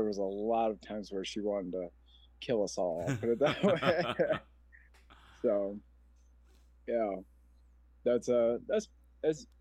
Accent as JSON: {"language": "English", "town": "Omaha", "region": "Nebraska", "country": "United States", "tie": "born or raised there", "said": "I'm a 40-year-old man from Omaha, Nebraska. I grew up in North Omaha"}